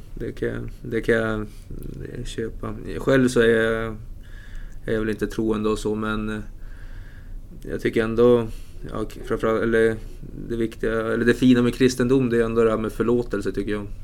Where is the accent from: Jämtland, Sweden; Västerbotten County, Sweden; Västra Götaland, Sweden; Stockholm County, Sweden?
Västerbotten County, Sweden; Umeå; moved away; För jag är ju inte härifrån heller. Jag är från Umeå.